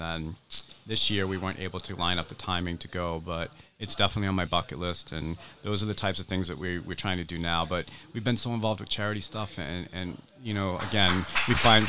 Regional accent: New England, United States; So, like I said, we come up from the Massachusetts, New Hampshire area, and I like to cook.

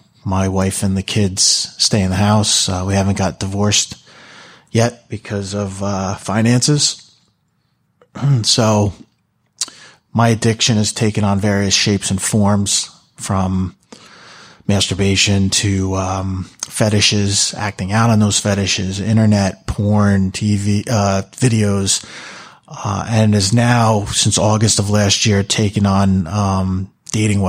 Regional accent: Manalapan, New Jersey, United States; I'm from Manalapan, New Jersey.

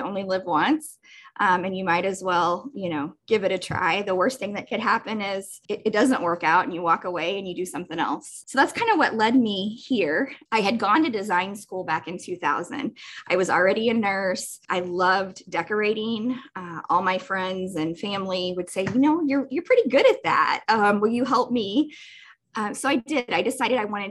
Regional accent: Jefferson City, Missouri, United States; moved away as an adult; also born or lived in Columbia, Missouri; now in Olathe, United States; my hometown of Jefferson City

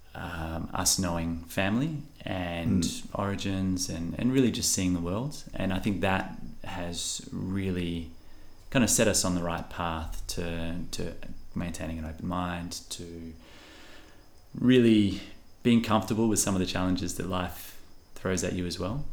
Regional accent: Western Australia, Australia; We're so fortunate to be from this region

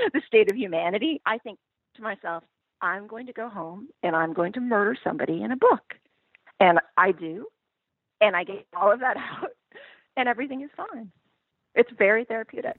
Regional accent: Pacific Northwest, United States; when I was growing up in the Pacific Northwest

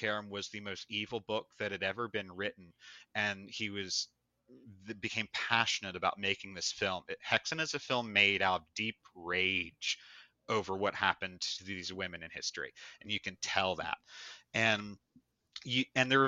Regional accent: Delaware, United States; I was born and raised in Delaware

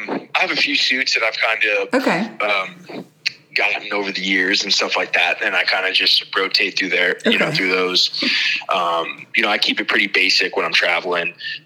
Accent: New Jersey, United States; now in Maryland, United States; So, but I am from New Jersey.

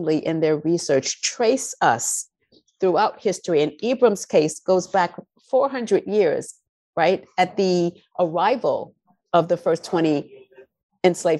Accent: New York City, New York, United States; I grew up in the South Bronx, predominantly Black and Latinos

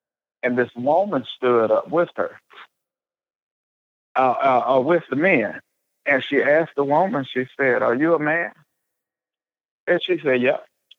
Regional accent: the South, United States; Forgive me, I'm from the South. So if you hear me say britches, it's a Southern thing.

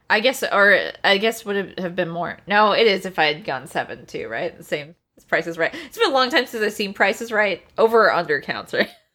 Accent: Anchorage, Alaska, United States; I grew up in Alaska, uh, like, in Anchorage, which is a coastal town

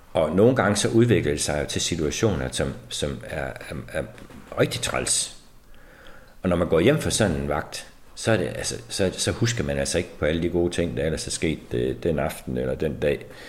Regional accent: Denmark; som mennesker, som danskere

